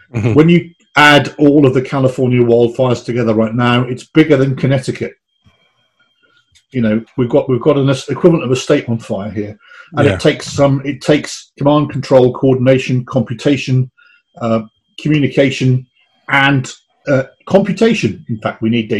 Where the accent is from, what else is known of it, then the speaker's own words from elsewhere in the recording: England, United Kingdom; now in United States; as an Englishman